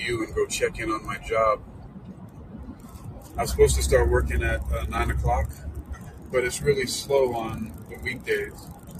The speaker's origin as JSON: {"language": "English", "town": "New York City", "region": "New York", "country": "United States", "moved": "yes", "said": "I'm originally from New York City."}